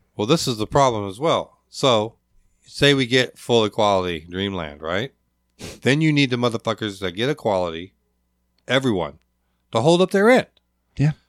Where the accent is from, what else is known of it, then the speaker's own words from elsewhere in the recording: Alaska, United States; also born or lived in Providence / Lakewood, Washington; growing up in Alaska and my family